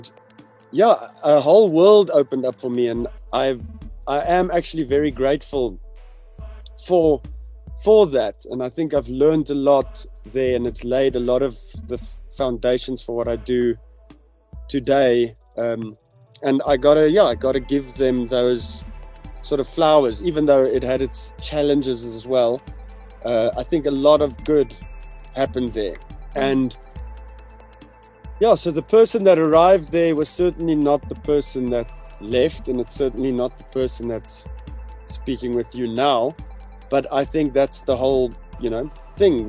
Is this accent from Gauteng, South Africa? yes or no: yes; Pretoria, Gauteng, South Africa; I grew up in the Moot